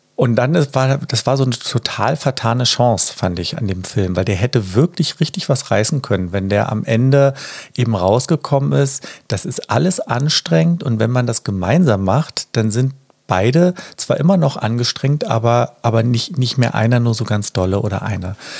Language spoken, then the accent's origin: German; Berlin, Germany; ich bin ja aus Berlin